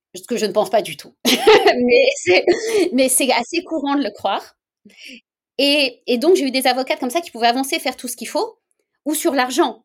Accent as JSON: {"language": "French", "country": "France", "moved": "as an adult", "lives_now": "Canada", "said": "je suis française à l'origine, hein, même si ça fait bientôt 9 ans que je suis au Canada"}